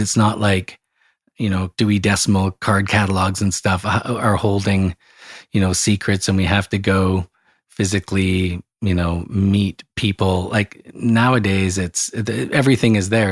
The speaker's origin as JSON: {"language": "English", "town": "Calgary", "region": "Alberta", "country": "Canada", "tie": "born or raised there", "said": "where I grew up in Calgary, Alberta, Canada."}